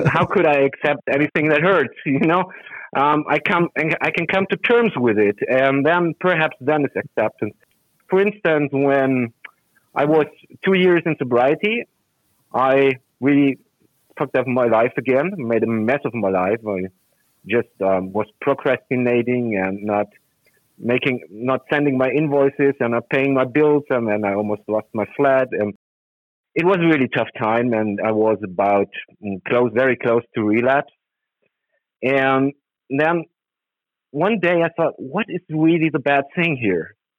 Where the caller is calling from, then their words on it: Germany; I'm calling from Germany.